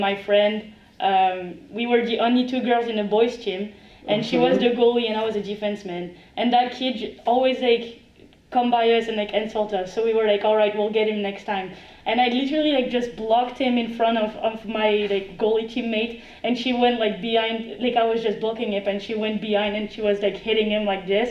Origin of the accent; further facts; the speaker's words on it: France; English is a second language; moved away as an adult; now in United States; from France